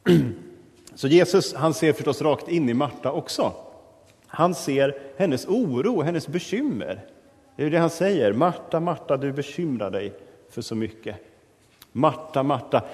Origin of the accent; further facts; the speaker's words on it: Sweden; oss som moderna svenskar